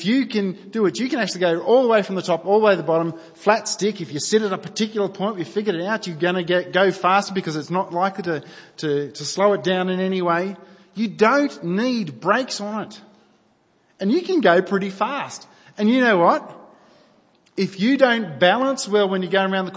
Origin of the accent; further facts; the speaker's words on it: New South Wales, Australia; I grew up in New South Wales